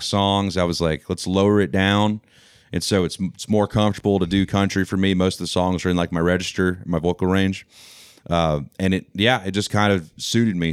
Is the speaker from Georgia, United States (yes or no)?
yes; Covington, Georgia, United States; accent: southern twang; where I grew up in, in, uh, Covington, Georgia